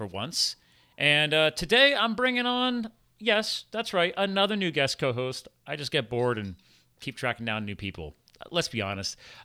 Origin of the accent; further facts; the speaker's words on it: United States; I was born in the USA, so I'm American